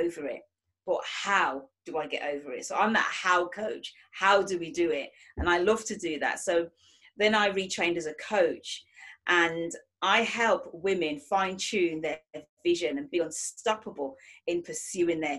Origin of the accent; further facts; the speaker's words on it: Manchester, North West England, United Kingdom; I am from Manchester, England